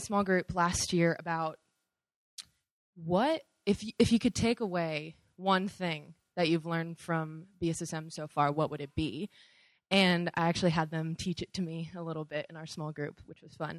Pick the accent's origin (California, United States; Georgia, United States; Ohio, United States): California, United States; moved away; I'm from California